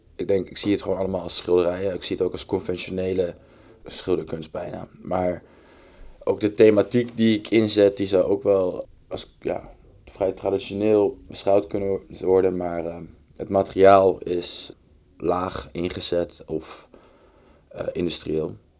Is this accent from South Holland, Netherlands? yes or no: yes; The Hague, South Holland, Netherlands; ik ben opgegroeid in Den Haag